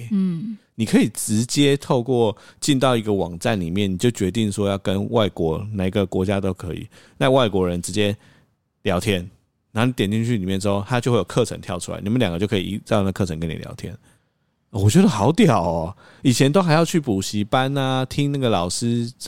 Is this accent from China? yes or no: no; Taiwan; 他知道我是台湾人啊